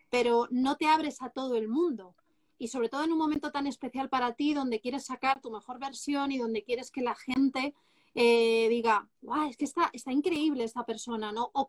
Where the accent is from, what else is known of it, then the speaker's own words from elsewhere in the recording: Castile and León, Spain; Yo mi pueblo